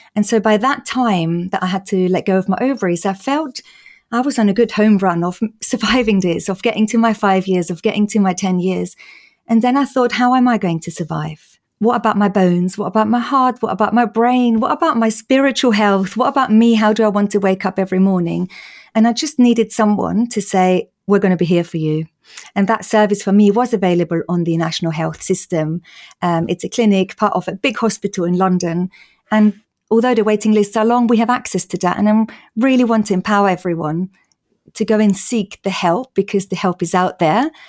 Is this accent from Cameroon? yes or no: no; Austria; moved away; in case people are wondering about my accent. I'm Austrian